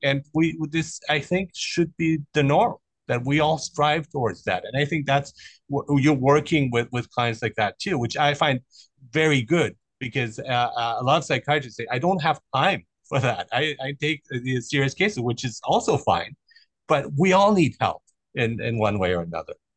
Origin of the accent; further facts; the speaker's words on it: Germany; also born or lived in Iran; I grew up in Germany, so and I was born in Iran